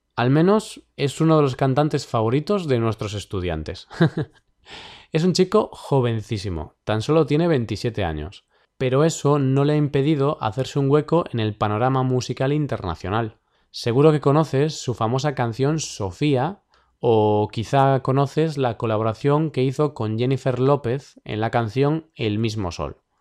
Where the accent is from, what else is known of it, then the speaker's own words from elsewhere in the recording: Vigo, Galicia, Spain; Vigo, mi ciudad natal